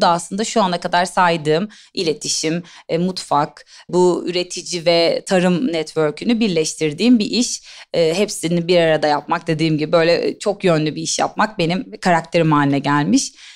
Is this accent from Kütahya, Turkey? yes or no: no; İzmir, Turkey; moved away as an adult; also born or lived in Istanbul; Ben İzmirliyim. İstanbul'a e, siyaset bilimi ve uluslararası ilişkiler okumak için geldim